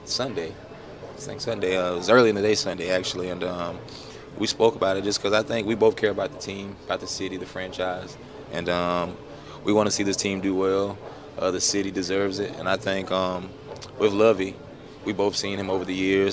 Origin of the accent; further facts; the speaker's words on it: South Carolina, United States; we're both from South Carolina under the same agency